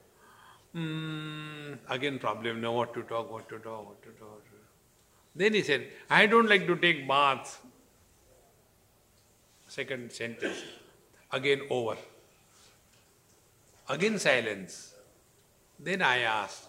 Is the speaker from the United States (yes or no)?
no; India; In relation to the citizenship, I am Indian